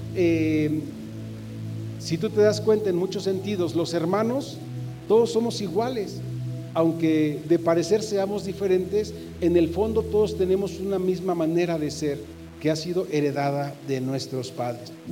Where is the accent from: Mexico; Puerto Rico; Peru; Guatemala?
Mexico; todos los que somos mexicanos celebramos porque hemos nacido en la misma patria